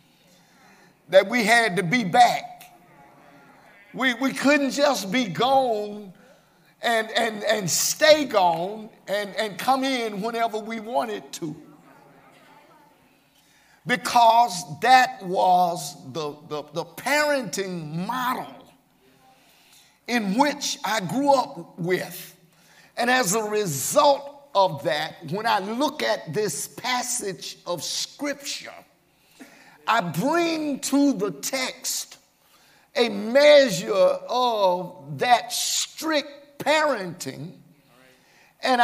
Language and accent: English; Birmingham, Alabama, United States; I was raised here in Birmingham in a two-parent home